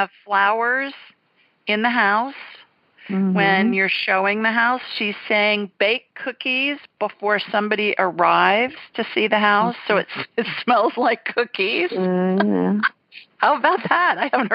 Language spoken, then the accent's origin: English; Ohio, United States; A little kid, growing up in Ohio